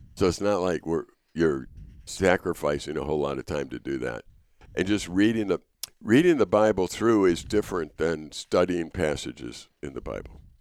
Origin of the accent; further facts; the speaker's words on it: Chicago, Illinois, United States; I'm from Chicago